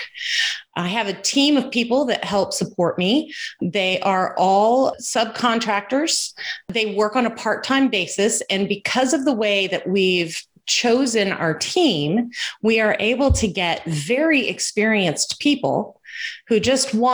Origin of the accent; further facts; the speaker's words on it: Houston, Texas, United States; I was born and raised in Houston